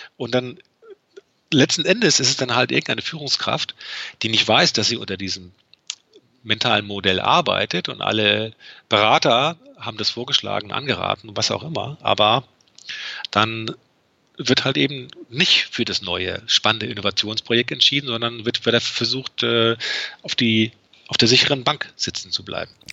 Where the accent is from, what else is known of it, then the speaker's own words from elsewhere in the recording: Berlin, Germany; bei uns in Berlin